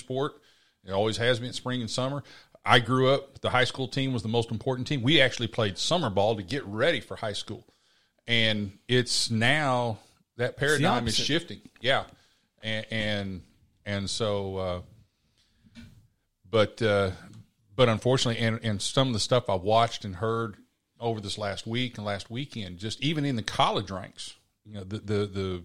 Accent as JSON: {"language": "English", "region": "Oklahoma", "country": "United States", "tie": "born or raised there", "said": "I grew up in Oklahoma"}